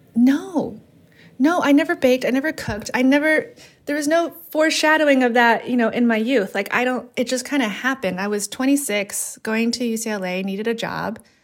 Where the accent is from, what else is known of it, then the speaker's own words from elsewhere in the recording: Los Angeles, California, United States; growing up in Los Angeles in a part, uh, Latino community and part Asian community